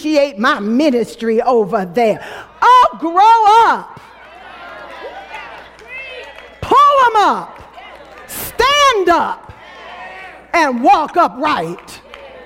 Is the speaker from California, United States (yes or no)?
no; New York City, New York, United States; I was born and raised in Brooklyn, New York